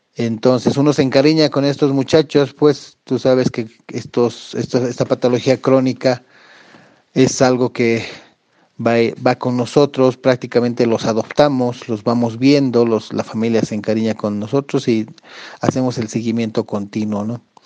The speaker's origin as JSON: {"language": "Spanish", "country": "Bolivia", "said": "yo ya llevo casi 12, 13 años ah, ejerciendo aquí en mi país"}